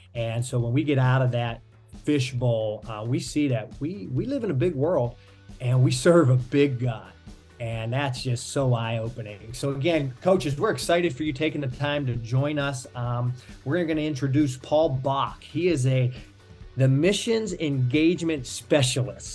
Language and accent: English; Pittsburgh, Pennsylvania, United States; now in South Florida, United States; I'm originally from Pittsburgh. I always tell people it's a great place to be from